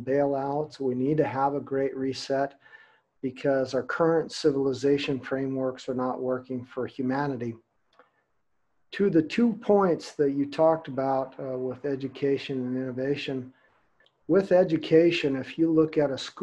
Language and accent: English; United States; now in Hamburg, Germany; I'm actually from America as well, but I live in Hamburg, Germany